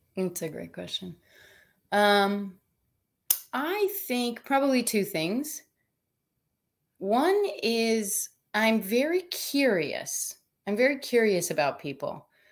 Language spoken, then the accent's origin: English; Minnesota, United States; now in Southern California, United States; I'm from Minnesota